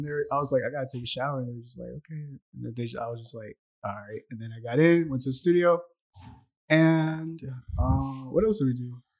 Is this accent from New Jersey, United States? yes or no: no; Atlanta, Georgia, United States; also born or lived in Mexico City, Mexico / Riverdale, Georgia / Austell, Georgia / Smyrna, Georgia; I landed in Riverdale, Georgia.